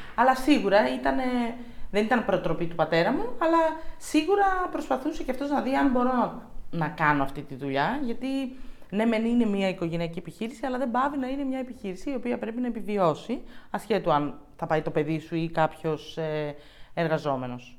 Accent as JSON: {"language": "Greek", "town": "Thessaloniki", "region": "Central Macedonia", "country": "Greece", "tie": "born or raised there", "said": "μεγάλωσα στη Θεσσαλονίκη"}